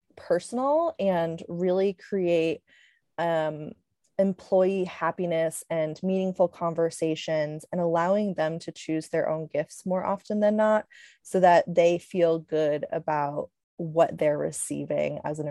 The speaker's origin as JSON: {"language": "English", "region": "Connecticut", "country": "United States", "tie": "born or raised there", "also_born_or_lived": "Switzerland / Alaska", "moved": "as an adult", "said": "I grew up in Connecticut"}